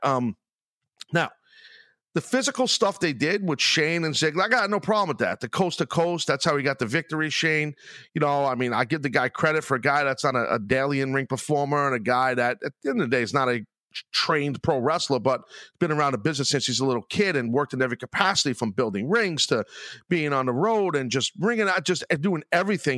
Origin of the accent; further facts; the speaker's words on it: New York, United States; my hometown